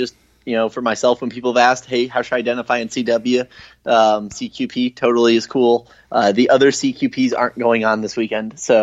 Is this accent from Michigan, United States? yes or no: no; Ohio, United States; I grew up in Ohio